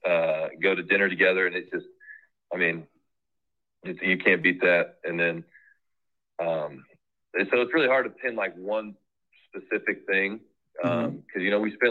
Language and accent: English; Kansas, United States; I'm from Kansas